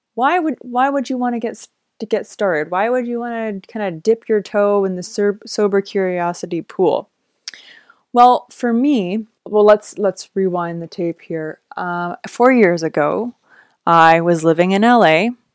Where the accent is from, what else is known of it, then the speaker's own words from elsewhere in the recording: Vancouver, British Columbia, Canada; moved away as an adult; also born or lived in Los Angeles; I am from Vancouver, Canada, so being a Canadian